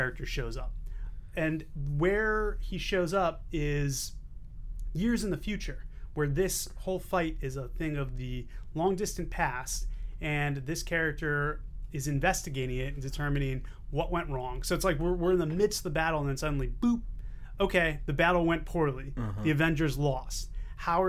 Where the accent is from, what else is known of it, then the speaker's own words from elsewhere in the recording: Boston, Massachusetts, United States; my hometown of Boston